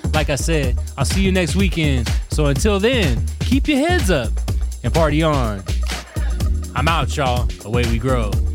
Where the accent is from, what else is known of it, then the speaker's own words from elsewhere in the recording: Pasadena, California, United States; my hometown, Pasadena, California, USA